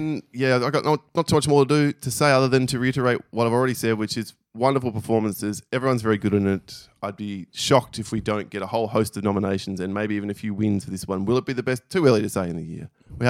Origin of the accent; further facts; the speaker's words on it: Australia; We're Australian. We should know. We don't.